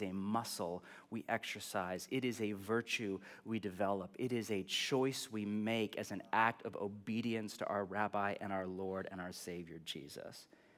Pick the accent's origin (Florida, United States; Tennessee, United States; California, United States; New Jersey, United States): California, United States; I'm from California. Nothing to hope for because everything is great.